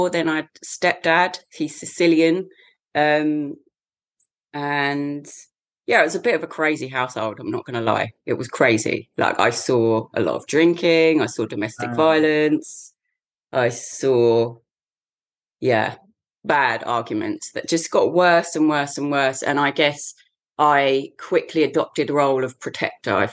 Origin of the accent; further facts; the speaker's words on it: the shires of England, United Kingdom; in England, born and bred in the shires of England.